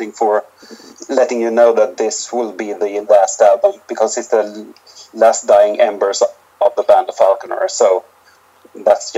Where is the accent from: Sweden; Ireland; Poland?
Sweden; our hometown, because it's we've got about 15,000 people here